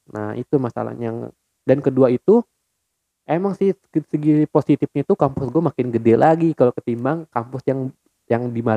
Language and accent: Indonesian; Jakarta, Indonesia; born there; gua lahir di Jakarta 16 November 1999